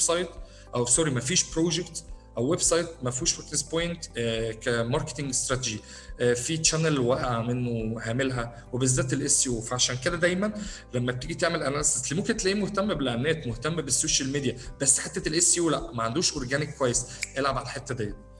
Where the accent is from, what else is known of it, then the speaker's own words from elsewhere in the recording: Egypt; عندنا في مصر